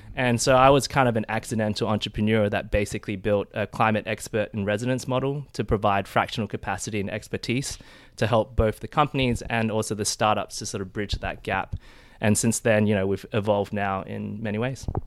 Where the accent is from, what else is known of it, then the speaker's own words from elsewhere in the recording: Adelaide, South Australia, Australia; moved away as an adult; also born or lived in Perth / Sydney / United Kingdom / Nairobi; I'm originally from Adelaide, South Australia